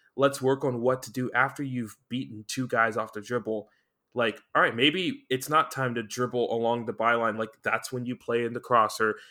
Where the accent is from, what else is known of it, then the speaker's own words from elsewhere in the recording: United States; being American